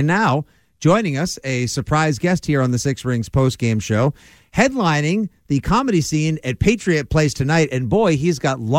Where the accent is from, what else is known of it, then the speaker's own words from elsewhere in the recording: South Shore, Massachusetts, United States; I'm from the South Shore.